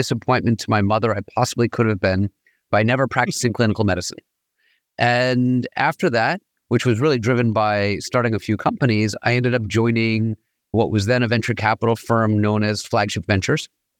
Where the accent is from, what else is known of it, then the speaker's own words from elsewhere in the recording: New York, United States; I grew up in New York, trained as an MD PhD from Harvard and MIT.